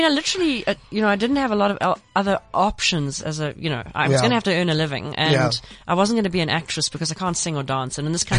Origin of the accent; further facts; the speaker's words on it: Pinetown, KwaZulu-Natal, South Africa; I'm from Pinetown.